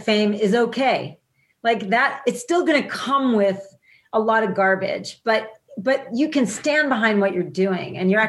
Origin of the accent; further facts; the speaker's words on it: New Jersey, United States; People I grew up with in New Jersey thought it was government hype, thought they were making it up, you know?